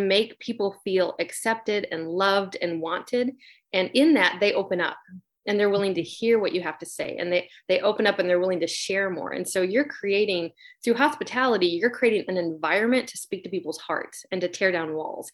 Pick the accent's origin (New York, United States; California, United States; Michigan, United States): Michigan, United States; also born or lived in Nashville, Tennessee; now in Charleston, United States; I'm from Michigan originally.